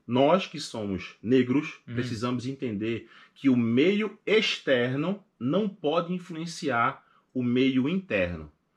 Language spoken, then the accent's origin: Portuguese; Recife, Pernambuco, Brazil; moved away as an adult; now in United States; eu sou de Recife e sou favelado.